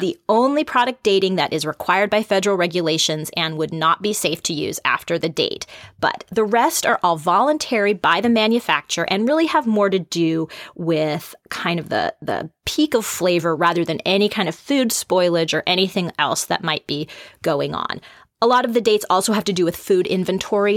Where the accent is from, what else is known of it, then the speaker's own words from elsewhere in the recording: the Northwest, Pacific Northwest, United States; I grew up here in the Northwest